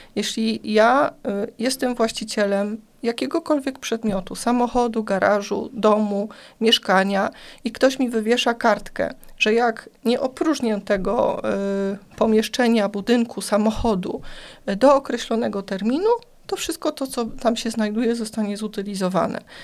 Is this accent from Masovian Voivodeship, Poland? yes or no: yes; Płock, Masovian Voivodeship, Poland